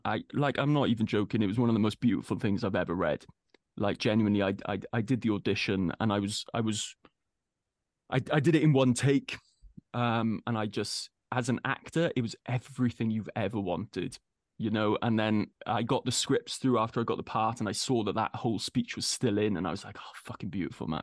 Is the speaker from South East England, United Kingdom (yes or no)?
no; Wales, United Kingdom; being a Welshman